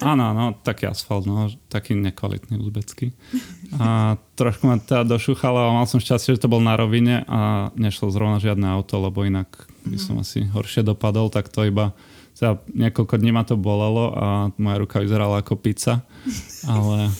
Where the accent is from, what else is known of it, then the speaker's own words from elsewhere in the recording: Piešťany, Trnava Region, Slovakia; also born or lived in Trenčín; Ja som z Adama Trána, takže Piešťan